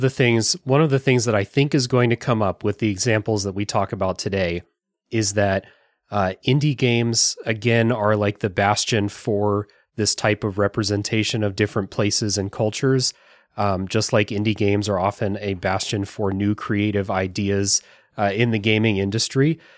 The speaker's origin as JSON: {"language": "English", "country": "United States", "said": "as an American"}